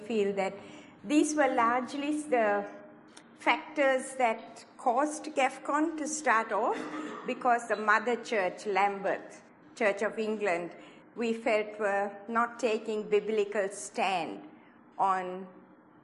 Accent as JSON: {"language": "English", "country": "Sri Lanka", "tie": "born or raised there", "also_born_or_lived": "Hawaii", "moved": "as an adult", "said": "I was born in Sri Lanka, in the tea plantations of Sri Lanka, a long, long time ago"}